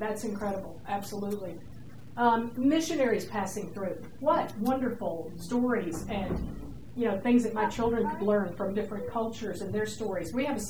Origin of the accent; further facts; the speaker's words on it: Georgia, United States; I'm from Georgia, and you can't do that kind of stuff down south.